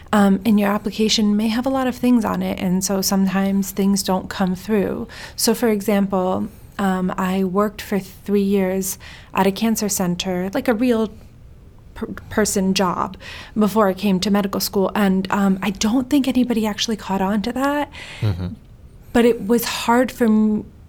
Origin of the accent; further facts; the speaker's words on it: Sweden; born there; I'm Iranian, I was born in Sweden.